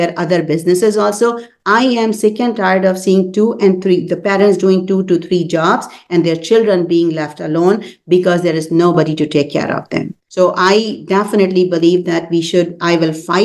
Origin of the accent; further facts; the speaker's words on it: Pakistan; now in Columbus, United States; I'm from Pakistan